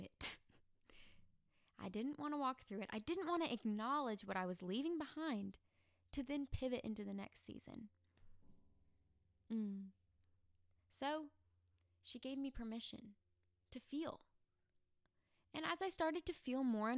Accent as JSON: {"language": "English", "region": "Arkansas", "country": "United States", "also_born_or_lived": "Tennessee", "moved": "as an adult", "said": "I came home to Arkansas from Tennessee to celebrate college graduation"}